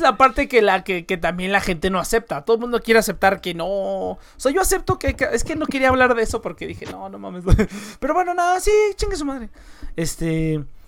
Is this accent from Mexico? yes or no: yes; Mexico